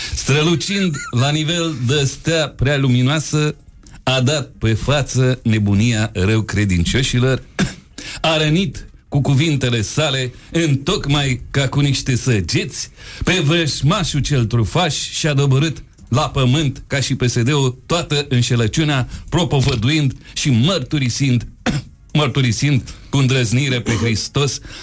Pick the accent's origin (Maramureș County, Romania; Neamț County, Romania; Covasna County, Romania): Neamț County, Romania; Piatra Neamț; accent: Moldavian; moved away as an adult; also born or lived in Iași; now in Bucharest, Romania; Eu sunt din Piatra Neamț